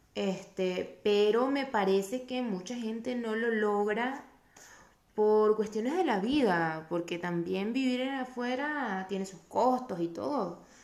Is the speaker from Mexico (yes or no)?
no; Venezuela; moved away; venimos de Venezuela